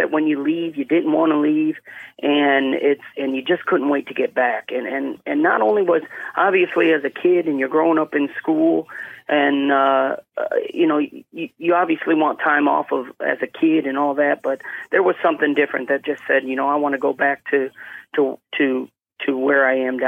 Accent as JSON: {"language": "English", "town": "Cicero", "region": "Illinois", "country": "United States", "tie": "born or raised there", "also_born_or_lived": "Portland, Oregon", "moved": "as an adult", "said": "we went from Portland, Oregon over to Chicago, where I was really in a town called Cicero, right outside of Chicago there."}